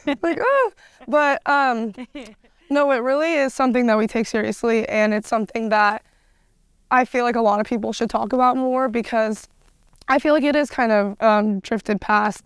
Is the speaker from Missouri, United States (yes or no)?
no; Portland, Oregon, United States; I'm from Portland